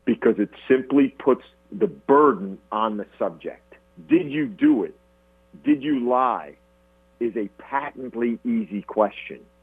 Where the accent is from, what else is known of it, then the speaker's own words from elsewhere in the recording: New Jersey, United States; moved away as an adult; growing up in New Jersey